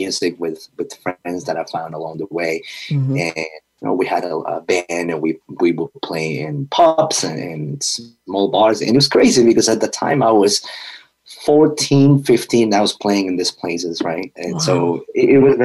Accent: Peru; now in United States; growing up in Peru, being darker skin

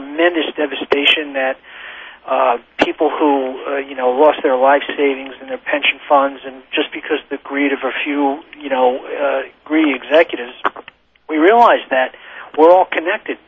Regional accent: New York, United States; we're both born and raised in New York

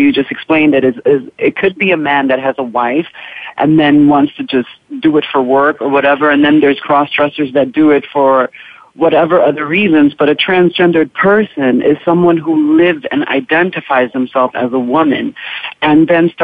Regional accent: New York City, New York, United States; moved away as an adult; I was born and raised in Harlem, and I stayed there for a big part of my life

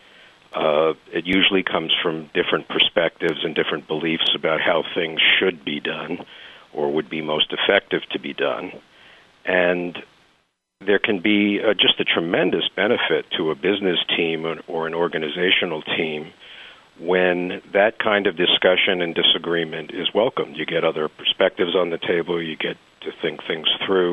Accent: New York, United States; now in San Diego, United States; growing up in New York in a city housing project in a loud family

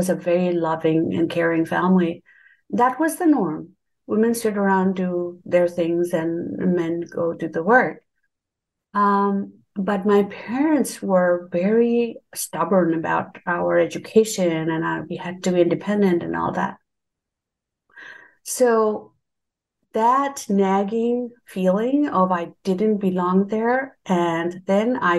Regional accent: Bangladesh; So I was born and raised in Bangladesh.

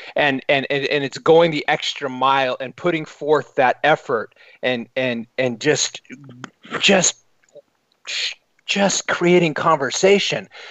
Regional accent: United States; as an American in the United Kingdom

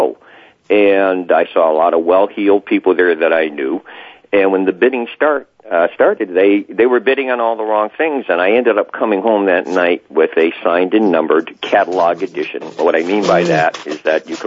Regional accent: Connecticut, United States; also born or lived in Wilbraham, Massachusetts; came down back to Connecticut, my home state

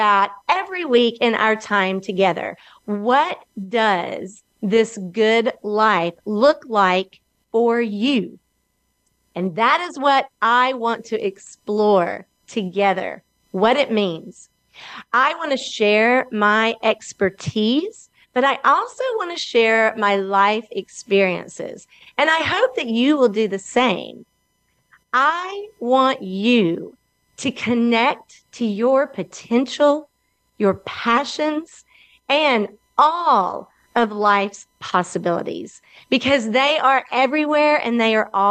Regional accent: Alabama, United States; I am from Alabama, and I am located right here in Birmingham, also known as the Magic City

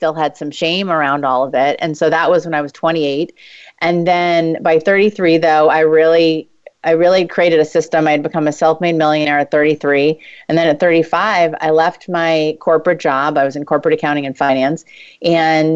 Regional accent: New York, United States; I'm Jewish and from New York.

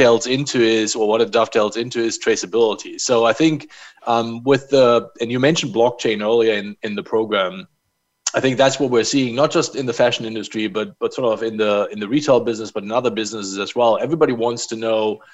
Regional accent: Germany; now in United States; I grew up in Germany

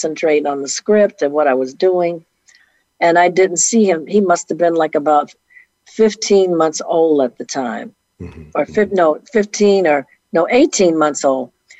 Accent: Detroit, Michigan, United States; moved away; also born or lived in New York; I'm from Detroit

